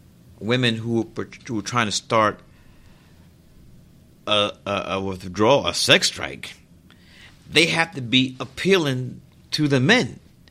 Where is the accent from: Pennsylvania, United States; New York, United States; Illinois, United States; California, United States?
New York, United States; Brooklyn; But growing up in Brooklyn, my guys were Walt Frazier, Joe Lee Namath